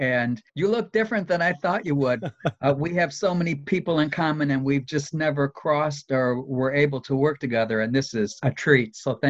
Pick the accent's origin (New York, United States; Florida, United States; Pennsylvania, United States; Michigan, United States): Michigan, United States; River Rouge; also born or lived in Trenton, Michigan / Las Vegas; now in Detroit, United States; I was born in Trenton, Michigan. I grew up in River Rouge, Michigan, which was truly middle class, if not lower.